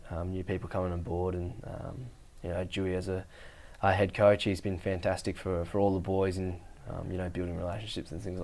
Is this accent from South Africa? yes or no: no; Derby, Western Australia, Australia; up north in the Kimberley where I was born in Derby